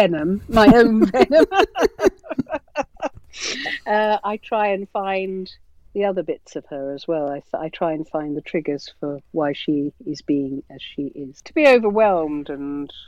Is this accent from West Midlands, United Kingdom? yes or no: yes; Birmingham, West Midlands, United Kingdom; I'm a Brummie